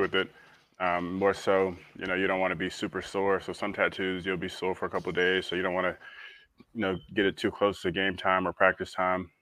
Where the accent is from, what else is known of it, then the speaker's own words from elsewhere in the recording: St. Petersburg, Florida, United States; a huge historical, you know, thing in our uh, in my hometown